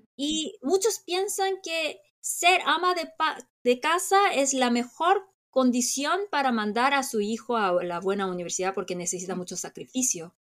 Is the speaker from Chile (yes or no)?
no; South Korea; como muchos coreanos